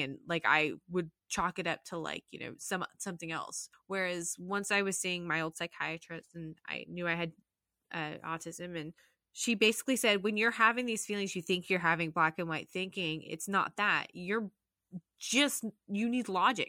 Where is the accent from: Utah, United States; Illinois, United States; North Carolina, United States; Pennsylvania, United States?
Utah, United States; Salt Lake City; moved away as an adult; also born or lived in Jacksonville; I was born and raised in Salt Lake City, Utah